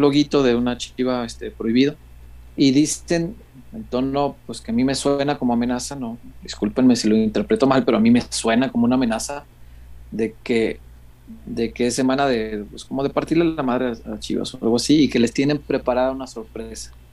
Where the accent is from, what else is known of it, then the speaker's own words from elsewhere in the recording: Mexico; soy de barrio, hombre, soy de la Morelos